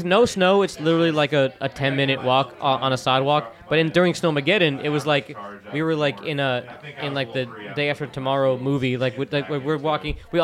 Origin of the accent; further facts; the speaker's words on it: Florida, United States; moved away as an adult; now in Tennessee, United States; I grew up in Florida